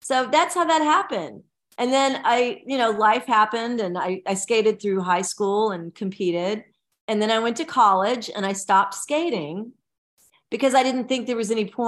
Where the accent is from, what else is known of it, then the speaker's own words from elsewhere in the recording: Nashville, Tennessee, United States; I grew up in Nashville, Tennessee